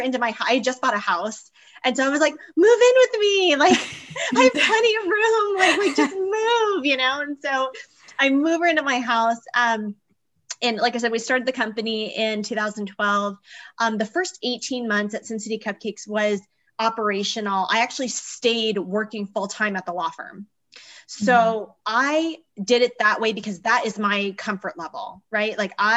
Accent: Arizona, United States; now in Las Vegas, United States; I'm an entrepreneur in Las Vegas, Nevada, originally from Arizona

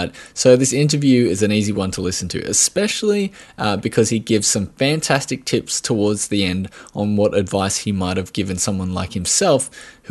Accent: Australia; accent: Australian

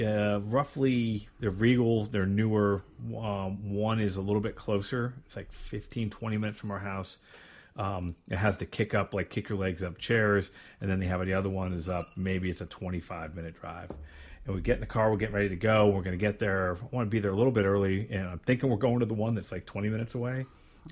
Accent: Pennsylvania, United States; moved away; my home state

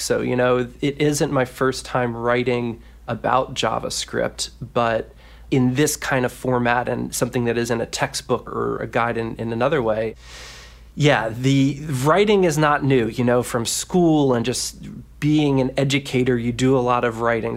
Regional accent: Washington, District of Columbia, United States; accent: Maryland drawl; I'm from the Mid-Atlantic area, so that's not too far off, but Washington, D C, you know, can get a little bit of that Merlin draw

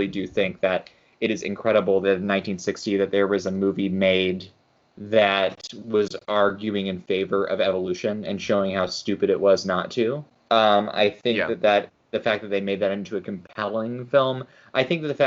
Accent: Texas, United States; I am from Texas

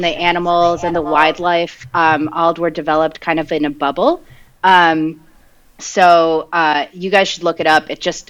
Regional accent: New Jersey, United States; first language Spanish; English is a second language; my parents are from Argentina, so I learned Spanish before I learned English, and then I also grew up in New Jersey

